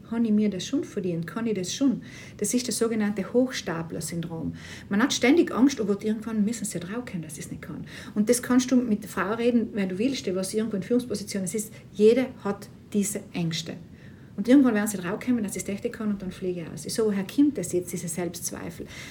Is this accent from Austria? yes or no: no; South Tyrol, Trentino-Alto Adige, Italy; moved away as an adult; zurück in Südtirol, äh, natürlich ganz tolles Heimatgefühl wieder